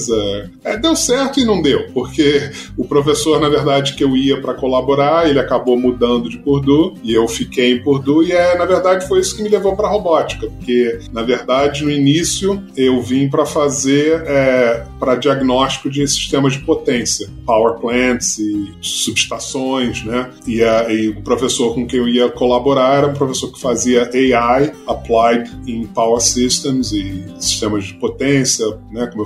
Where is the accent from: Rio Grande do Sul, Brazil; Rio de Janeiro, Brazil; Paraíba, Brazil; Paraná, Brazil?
Rio de Janeiro, Brazil; É, tá certo nasci no Rio, tá. não vou dizer quando, mas já tem bastante tempo.